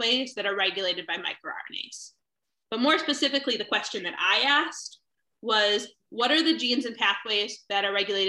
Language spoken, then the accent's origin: English; Chicago, Illinois, United States; I grew up mostly in Chicago